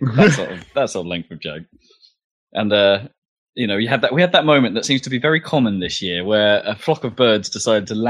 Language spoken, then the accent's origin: English; Suffolk, East of England, United Kingdom; I'm from Suffolk